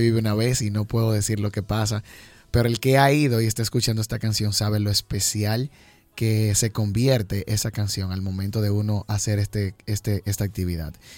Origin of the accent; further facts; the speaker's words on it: Jamao al Norte, Espaillat, Dominican Republic; por mis raíces, por donde vengo. Jamao es un pueblito que, se caracteriza por ser muy alegre.